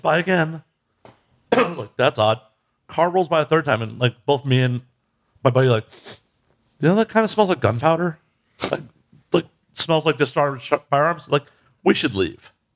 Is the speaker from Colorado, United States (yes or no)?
no; Chicago, Illinois, United States; I'm just a North Side piece of shit.